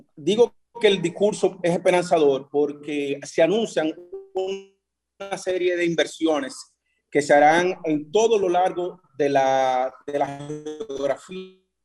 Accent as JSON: {"language": "Spanish", "country": "Dominican Republic", "said": "los como dominicanos"}